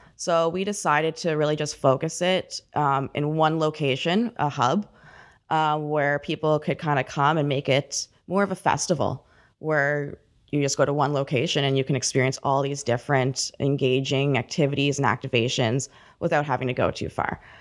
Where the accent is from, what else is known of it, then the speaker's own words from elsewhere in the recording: Port Perry, Ontario, Canada; I grew up in Port Perry.